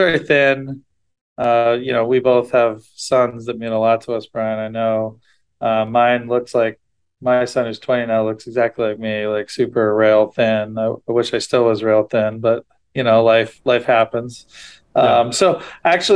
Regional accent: Ohio, United States; also born or lived in Wisconsin; I actually grew up more in Ohio, so I moved to Ohio when I was six from Wisconsin. So my kindergarten through senior year of high school was in Ohio

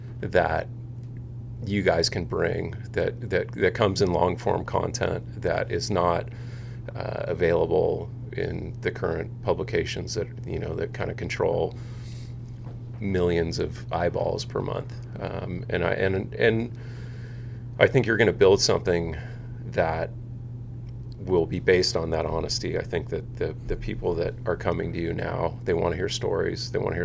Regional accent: Seal Beach, California, United States; So I grew up in Seal Beach, you know, grew up doing everything a little kid does, and ended up falling in love with surfing when I was probably, I don't know, 11 years old.

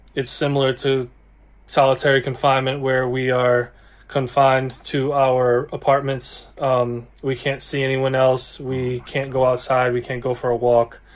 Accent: Australia; moved away as an adult; now in United States; I'm from Australia

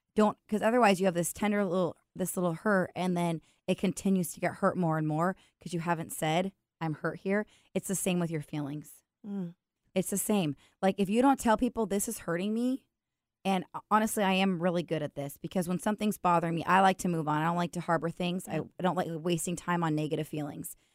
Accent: Washington, United States; I'm from Washington. I'm a branch manager

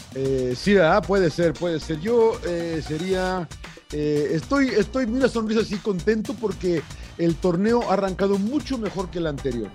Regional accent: Monterrey, Nuevo León, Mexico; yo soy Regio

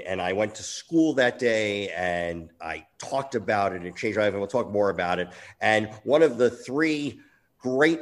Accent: East Coast, United States; I grew up on the East Coast

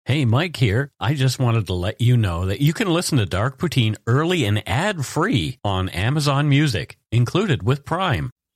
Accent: Canada; We are ordinary Canadian schmucks

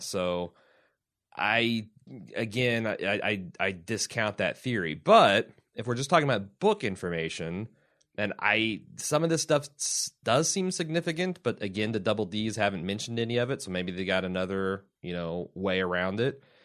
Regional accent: United States; I'm an American

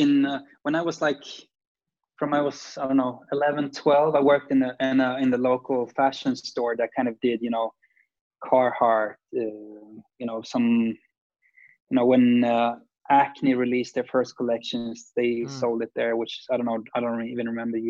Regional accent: Sweden; I mean, we're grown up in a smaller city, or like, I don't know, the 10th biggest city in Sweden, which is, Bayou Ormesh is a very small town.

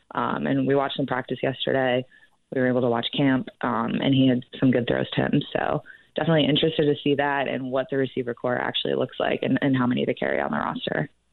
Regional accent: Chicago, Illinois, United States; moved away; I'm actually originally from Chicago

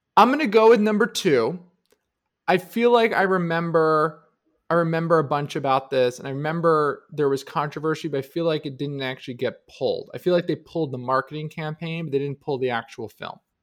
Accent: New Jersey, United States; I grew up in New Jersey

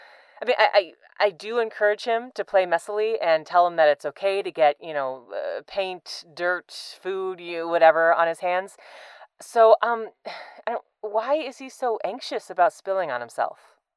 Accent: San Diego, California, United States; from San Diego, California.

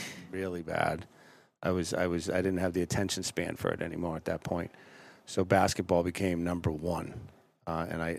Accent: Boston, Massachusetts, United States; I grew up in Boston.

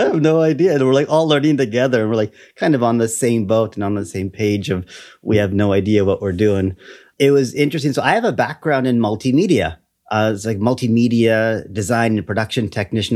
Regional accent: Canada; also born or lived in Taiwan; I am Canadian.

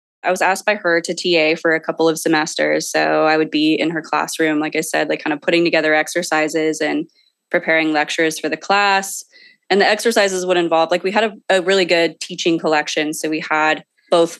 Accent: San Jose, California, United States; now in Sacramento, United States; I live in Sacramento, California, but I was born and raised in San Jose, California, in the Silicon Valley

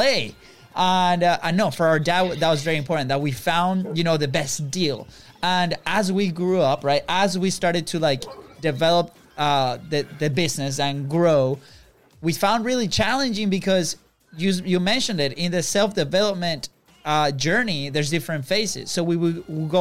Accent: Venezuela; moved away; we come from Venezuela, a third world country. And we grew up with a parent

